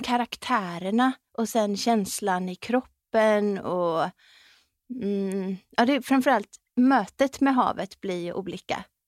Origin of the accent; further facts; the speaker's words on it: West Coast, Sweden; så är jag uppväxt på västkusten